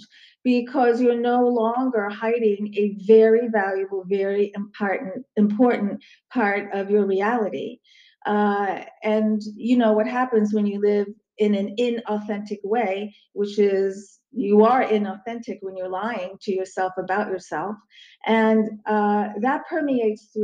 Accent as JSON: {"language": "English", "town": "Crofton", "region": "Maryland", "country": "United States", "tie": "born or raised there", "also_born_or_lived": "Istanbul, Turkey / Baltimore, Maryland", "said": "this happened in Crofton, Maryland, which is a suburb of DC, very close to Annapolis, Maryland. Okay. It's where I did a lot of my growing up"}